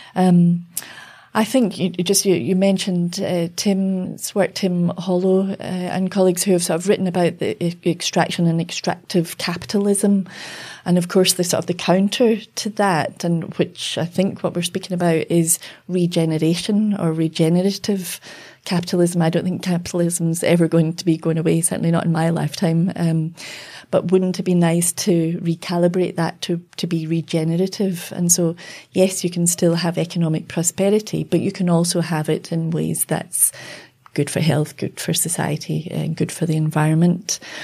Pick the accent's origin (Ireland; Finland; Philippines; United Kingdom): United Kingdom; now in Australia; growing up in Britain, you know, in the, uh, the seventies, early eighties.